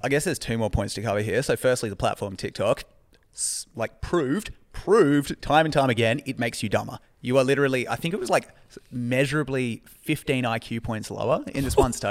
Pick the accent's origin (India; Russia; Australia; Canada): Australia; my cultural experience as an Australian